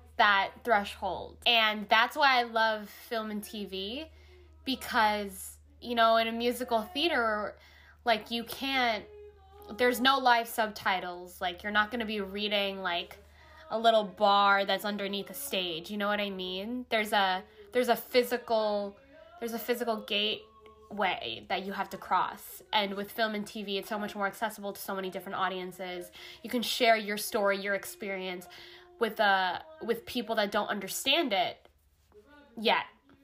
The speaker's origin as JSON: {"language": "English", "country": "United States", "said": "I want to do things where I'm a Filipino American."}